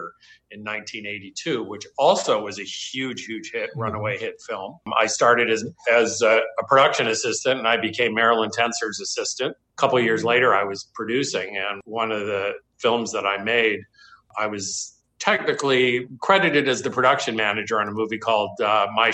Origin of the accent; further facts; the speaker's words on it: Los Angeles, California, United States; also born or lived in Tarzana; I'm a Valley boy, so to speak. I grew up in Sherman Oaks